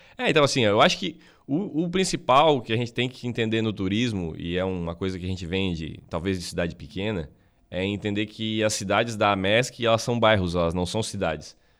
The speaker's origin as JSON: {"language": "Portuguese", "town": "Araranguá", "region": "Santa Catarina", "country": "Brazil", "said": "A gente é de Araranguá"}